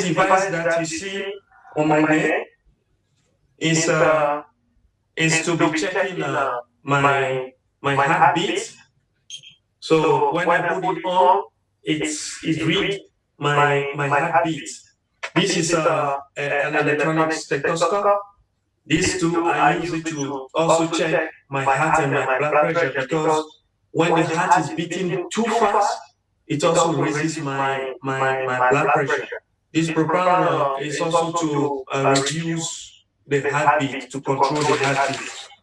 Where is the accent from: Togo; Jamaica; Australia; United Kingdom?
Togo; now in United States; I am originally from Togo. And I'm living in the United States of America.